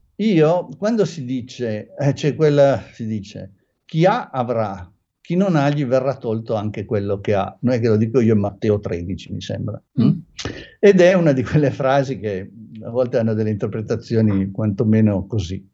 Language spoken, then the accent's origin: Italian; Turin, Piedmont, Italy; io sono di Torino